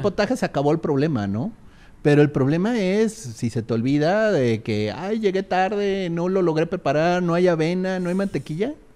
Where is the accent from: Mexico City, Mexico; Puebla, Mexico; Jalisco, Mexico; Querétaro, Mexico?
Querétaro, Mexico; yo donde crecí, en Querétaro